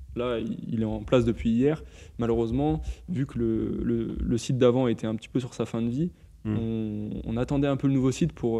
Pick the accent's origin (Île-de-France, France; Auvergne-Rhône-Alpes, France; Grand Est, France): Auvergne-Rhône-Alpes, France; Lyon; en tant que lyonnais